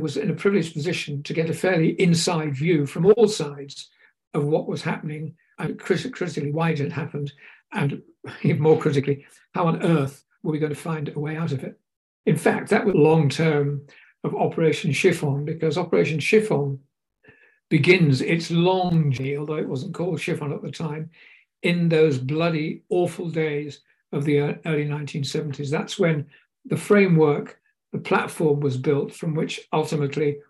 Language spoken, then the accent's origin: English; United Kingdom; me being a Brit